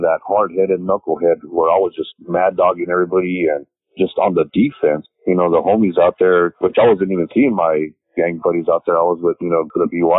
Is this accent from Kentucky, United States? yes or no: no; El Paso, Texas, United States; now in Austin, United States; I'm from El Paso. Everybody spoke Spanish